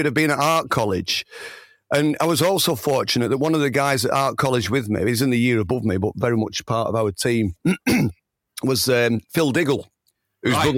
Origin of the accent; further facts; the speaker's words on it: Oldham, North West England, United Kingdom; accent: Oldham; I'm from Oldham. I've got this bloody impediment, haven't I? The Oldham accent